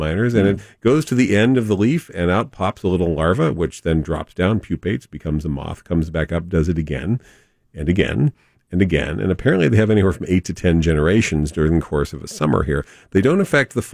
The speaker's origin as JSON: {"language": "English", "town": "San Diego", "region": "California", "country": "United States", "tie": "born or raised there", "said": "growing up in La Jolla."}